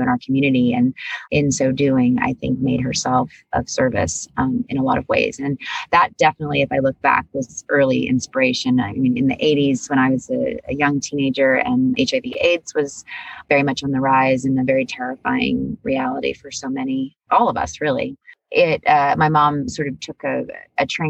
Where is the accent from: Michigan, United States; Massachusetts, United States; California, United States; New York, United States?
California, United States; East Bay Area of San Francisco; I grew up in the East Bay Area of San Francisco